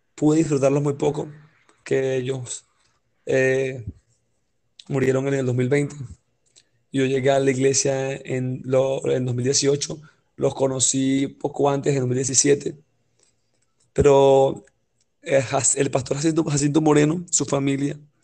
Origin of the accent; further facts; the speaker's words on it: Venezuela; como venezolanos